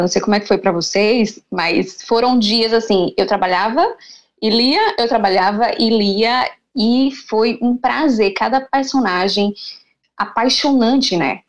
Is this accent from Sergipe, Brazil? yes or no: yes; Aracaju, Sergipe, Brazil; Eu sou sergipana, sou de Aracaju